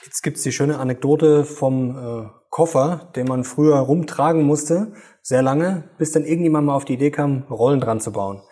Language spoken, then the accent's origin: German; Germany; bei uns in Deutschland